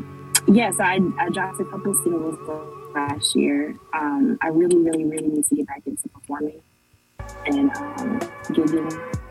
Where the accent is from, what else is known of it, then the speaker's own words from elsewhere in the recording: Atlanta, Georgia, United States; also born or lived in Boston, Massachusetts; So I was born in Boston, Massachusetts, but I've been here in Atlanta since I was 5.